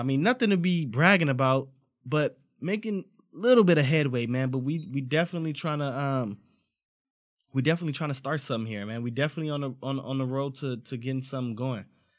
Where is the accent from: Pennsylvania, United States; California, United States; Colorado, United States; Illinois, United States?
California, United States; Los Angeles; growing up in South Central, it's a lot of cats that I seen make the wrong choice, got caught up in a gang life.